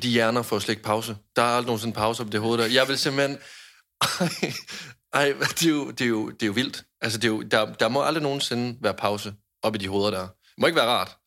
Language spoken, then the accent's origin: Danish; Jutland, Denmark; jeg er en nær jyde